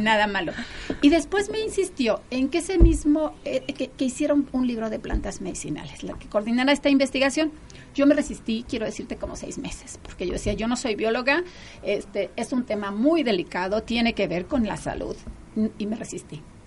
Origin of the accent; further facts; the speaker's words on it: Chiapas, Mexico; Yo soy de Chiapas